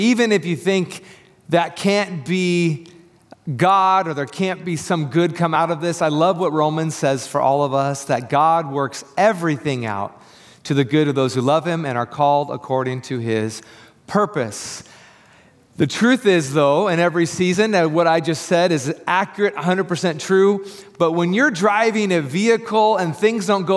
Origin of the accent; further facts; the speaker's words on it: Tri-Cities, Washington, United States; moved away as an adult; now in Portland, United States; we are from the Tri-Cities. And if you don't know anything about the Tri-Cities, Washington, there's not a lot of traffic there